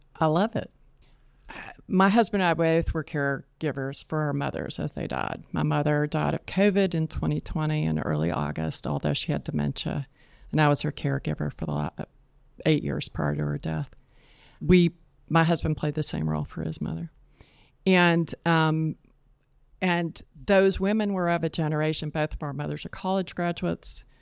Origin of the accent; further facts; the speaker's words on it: East Point, Georgia, United States; moved away as an adult; also born or lived in Boston / Atlanta; now in Charlotte, United States; I was born in Charlotte, but I grew up in East Point, Georgia, which is on the south side of Atlanta.